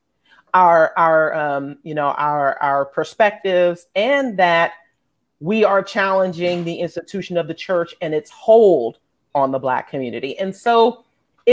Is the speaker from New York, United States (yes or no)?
yes; New York City, New York, United States; now in Atlanta, United States; having been born and raised in New York City